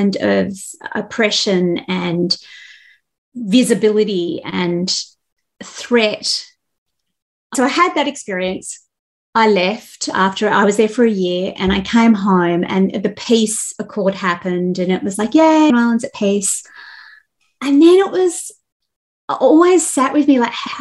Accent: Australia; I come from Australia

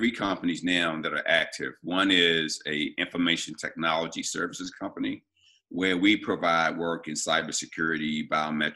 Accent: Baltimore, Maryland, United States; also born or lived in New England; I was born and raised in Baltimore

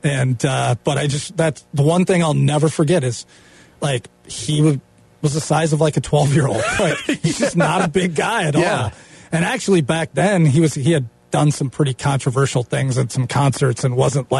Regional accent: Minnesota, United States; I'm from Minnesota.

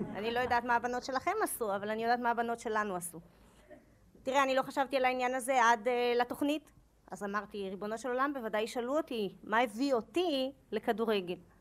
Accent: Israel; אני בת מושב

